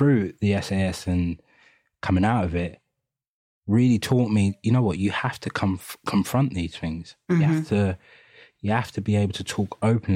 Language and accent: English; London, United Kingdom; accent: East London; …, we grew up in East London, Hackney, three out of the four of us.